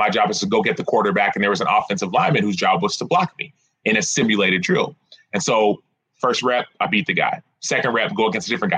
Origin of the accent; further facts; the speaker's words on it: Dallas, Texas, United States; I grew up in Dallas